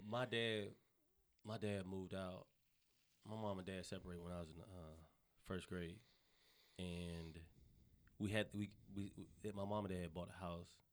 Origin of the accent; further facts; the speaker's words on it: Charlotte, North Carolina, United States; moved away as an adult; now in Los Angeles, United States; I'm from the South. I'm born and raised in North Carolina